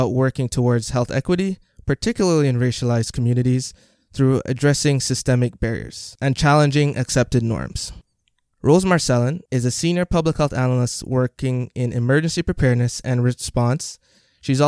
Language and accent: English; Jamaica; now in Canada; I am originally from Jamaica